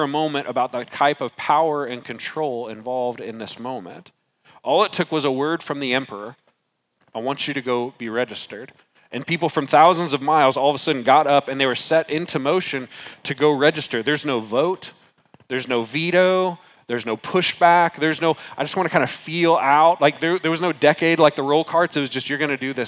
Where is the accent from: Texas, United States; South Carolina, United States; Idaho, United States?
Texas, United States; San Antonio; moved away; I was born in San Antonio, Texas